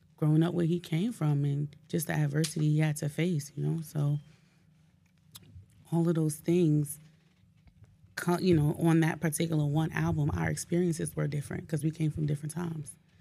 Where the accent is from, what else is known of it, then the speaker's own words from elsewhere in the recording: Newark, New Jersey, United States; I'm from Newark